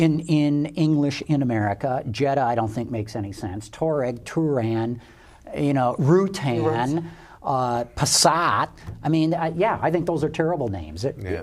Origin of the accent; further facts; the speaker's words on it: United States; as an American